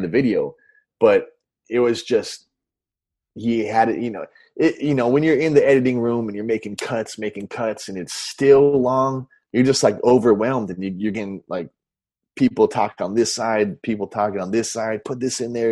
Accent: Orange County, Southern California, United States; moved away as an adult; now in Los Angeles, United States; growing up in Orange County, uh, Southern

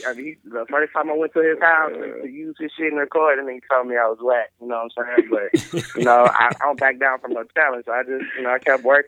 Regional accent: Texas, United States; I'm from Texas

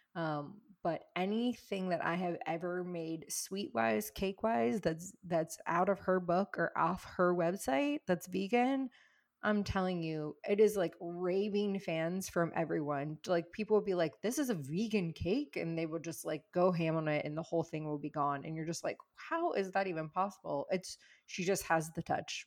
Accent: the South, United States; moved away; also born or lived in California / New York City; I grew up in the South where, like, you feed people to show your love

